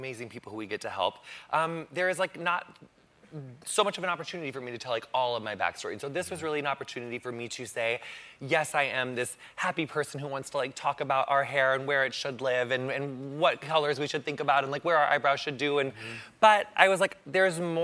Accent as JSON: {"language": "English", "town": "Quincy", "region": "Illinois", "country": "United States", "tie": "born or raised there", "said": "Quincy, Illinois"}